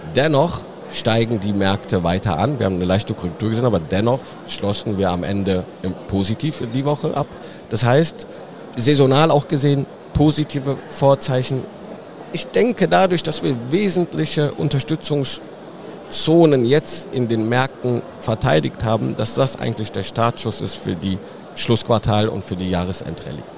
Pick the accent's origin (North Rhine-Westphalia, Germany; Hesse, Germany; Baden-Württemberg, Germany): North Rhine-Westphalia, Germany; between Cologne and Düsseldorf; ich bin genau dazwischen eigentlich geboren, in, in Hahn im Rheinland. Das liegt fast in der Mitte zwischen Köln und Düsseldorf